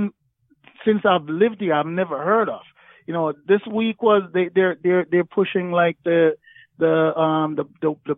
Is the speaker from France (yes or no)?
no; Jamaica; moved away; growing up in Jamaica, like racism, there's violence there. I grew up in the country, so I wasn't even in Kingston